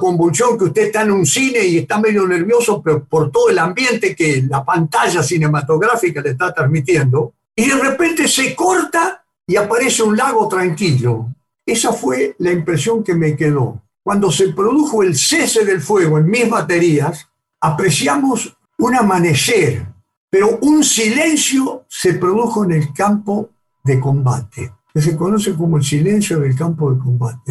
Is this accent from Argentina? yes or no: yes; Argentina; tanto argentinos como británicos